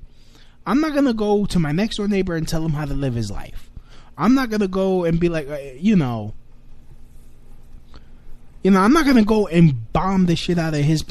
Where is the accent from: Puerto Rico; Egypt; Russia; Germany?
Puerto Rico; I'm an American. I'm a dark-skinned Puerto Rican.